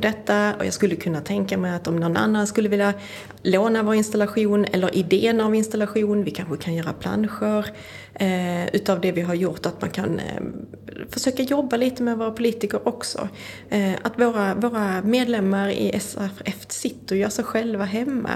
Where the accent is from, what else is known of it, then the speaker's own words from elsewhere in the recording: Skåne, Sweden; jag kommer ju från Skåne